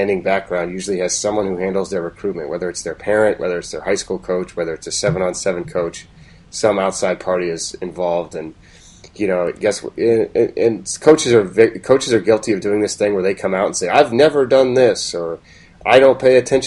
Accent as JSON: {"language": "English", "region": "West Coast", "country": "United States", "tie": "born or raised there", "moved": "yes", "said": "I'm not from here. I grew up on the West Coast."}